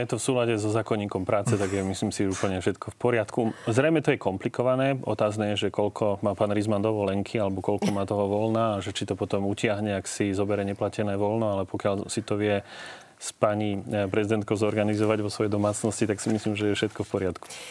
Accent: central Slovakia, Slovakia; Ja pochádzam zo stredného Slovenska

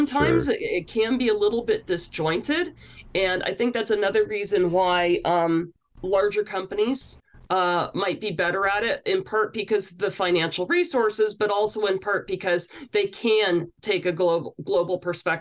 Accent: New Brunswick, Canada; I'm originally from New Brunswick. And so that was a big part of my upbringing.

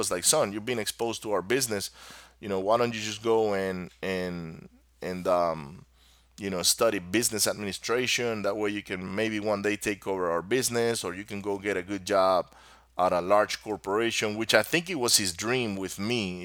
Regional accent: Maracaibo, Zulia, Venezuela; first language Spanish; English is a second language; moved away as an adult; also born or lived in Miami, Florida; my country, where I grew up in Venezuela

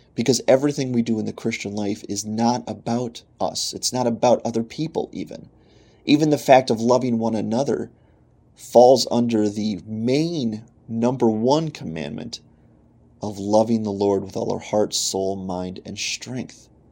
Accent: Pennsylvania, United States; moved away as an adult; also born or lived in Michigan; I am from Pennsylvania. We now live in Pennsylvania again with our family

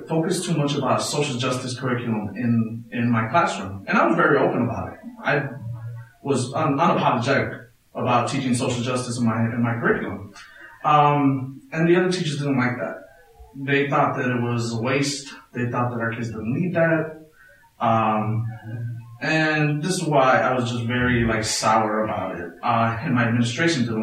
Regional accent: Chicago, Illinois, United States; I grew up in Little Village

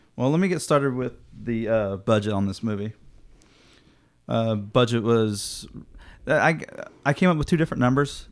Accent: Midwest, United States; I'm a kid from the Midwest

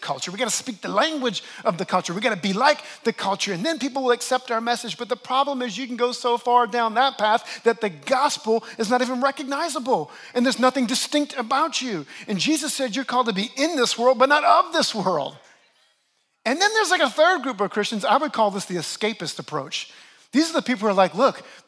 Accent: New Orleans, Louisiana, United States; now in New York, United States; I actually grew up in the great city of New Orleans, and we have a very distinct culture down there.

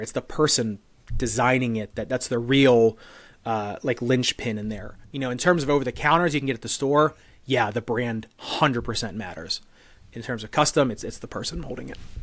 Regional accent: United States; I'm an American dude

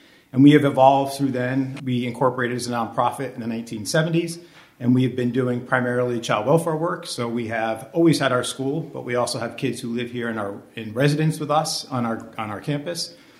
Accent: Connecticut, United States; also born or lived in Maine; And when I moved back to Connecticut, where I'm originally from Maine

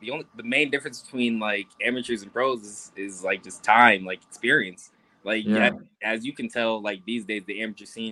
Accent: Rochester, New York, United States; I grew up in Rochester.

